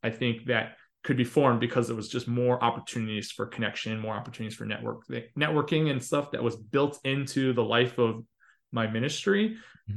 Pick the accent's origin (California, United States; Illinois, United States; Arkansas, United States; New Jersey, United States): Illinois, United States; Chicago; moved away; I grew up attending CCUC in Chicago